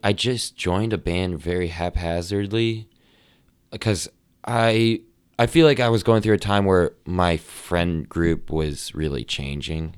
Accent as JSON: {"language": "English", "town": "Amherst", "region": "New Hampshire", "country": "United States", "tie": "born or raised there", "also_born_or_lived": "Nashua, New Hampshire", "moved": "yes", "lives_now": "Boston, United States", "said": "I actually grew up in a town called Amherst"}